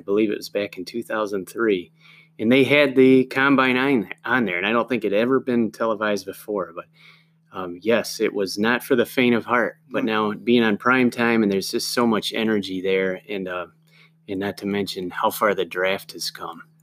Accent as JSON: {"language": "English", "town": "Binghamton", "region": "New York", "country": "United States", "moved": "yes", "lives_now": "San Diego, United States", "said": "I'm from Binghamton"}